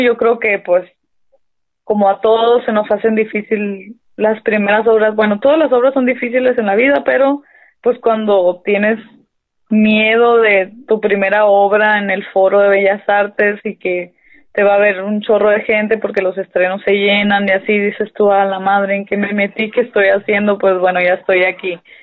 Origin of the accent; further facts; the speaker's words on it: Hermosillo, Sonora, Mexico; Soy de Hermosillo, Sonora, aunque me creo de pueblo, ¿no? Porque mi familia es de pueblo, pero aquí nací yo